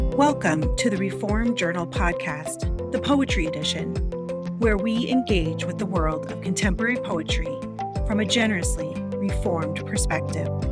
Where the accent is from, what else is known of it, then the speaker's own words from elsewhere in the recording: Central California, United States; now in Iowa, United States; I grew up in Central California where there's not a lot of leaf changing that happens. And I live in Iowa now